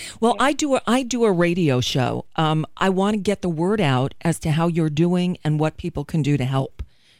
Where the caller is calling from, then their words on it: Florida, United States; I'm calling from the United States